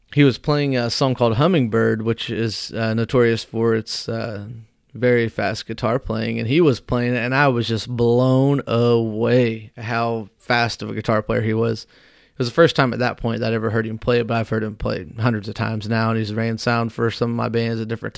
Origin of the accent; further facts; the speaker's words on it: Whitehall, United States; my hometown of Whitehall